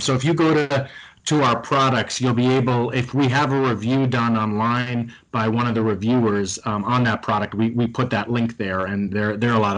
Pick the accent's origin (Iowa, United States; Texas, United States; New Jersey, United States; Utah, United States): New Jersey, United States; Bergen County; moved away; I'm originally from New Jersey